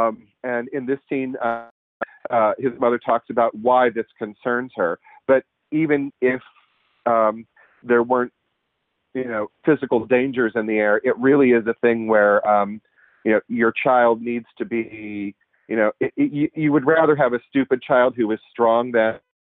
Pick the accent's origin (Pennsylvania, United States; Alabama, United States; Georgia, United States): Pennsylvania, United States; Pittsburgh; up in Pittsburgh, which is where I'm from